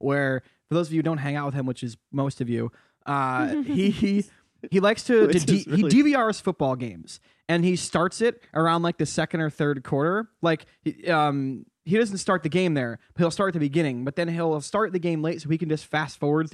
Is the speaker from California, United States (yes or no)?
no; Connecticut, United States; I'm from Connecticut